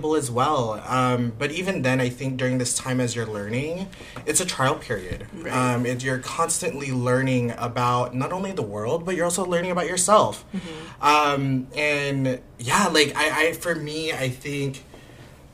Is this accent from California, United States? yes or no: yes; National City, California, United States; I grew up in National City